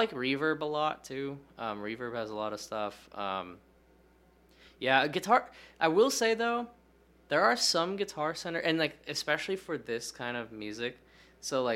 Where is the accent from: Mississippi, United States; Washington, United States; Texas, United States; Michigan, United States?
Michigan, United States; Lansing; also born or lived in Ohio; When I grew up in Lansing, Michigan, it's a relatively small... It's like a college town